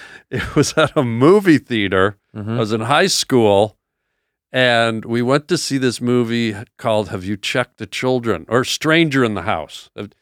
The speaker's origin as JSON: {"language": "English", "country": "Canada", "tie": "born or raised there", "said": "It was tough. It was tough. I went to a boarding school, and I didn't know if I'd make it through."}